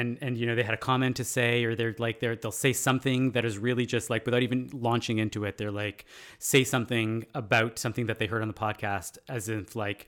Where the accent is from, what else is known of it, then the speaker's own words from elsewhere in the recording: Canada; Because we're Canadian.